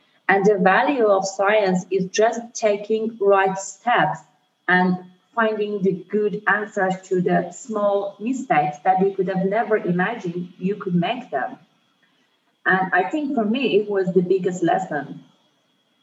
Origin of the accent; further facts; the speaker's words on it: Iran; moved away as an adult; now in Vienna, Austria; I'm from Iran. So I've lived in Iran, and now I'm in Vienna in Austria.